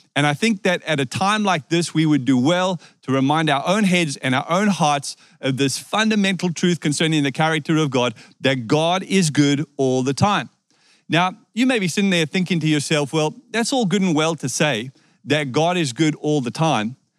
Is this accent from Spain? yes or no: no; South Africa; moved away; I was born in South Africa